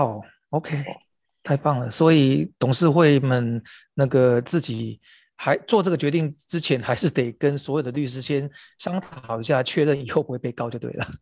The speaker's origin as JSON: {"language": "Chinese", "country": "Taiwan", "said": "作为台湾人"}